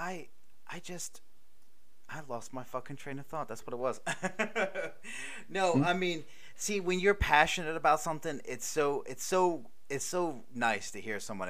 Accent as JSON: {"language": "English", "region": "Maryland", "country": "United States", "said": "I'm from Maryland."}